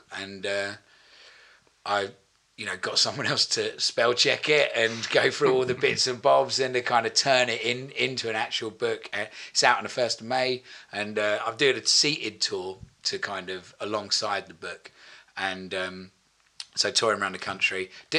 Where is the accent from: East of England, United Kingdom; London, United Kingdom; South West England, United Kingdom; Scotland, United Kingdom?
East of England, United Kingdom; I'm from Essex as well, so don't worry about that.